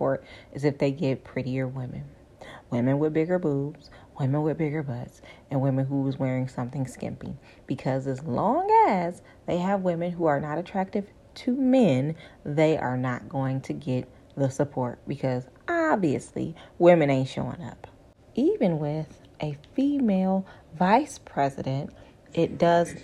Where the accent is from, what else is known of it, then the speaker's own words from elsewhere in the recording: Michigan, United States; I'm from Michigan